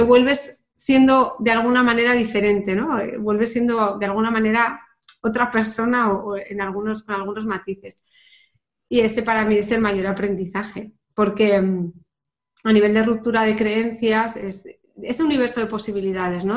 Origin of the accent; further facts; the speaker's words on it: Pamplona, Navarre, Spain; moved away as an adult; also born or lived in London; yo que soy de Pamplona